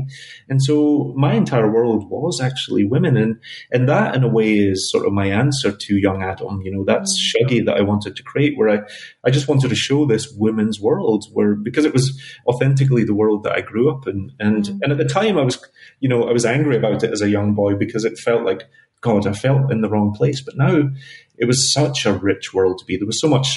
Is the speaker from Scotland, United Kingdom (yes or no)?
yes; Glasgow, Scotland, United Kingdom; now in New York, United States; Glasgow is my spiritual heart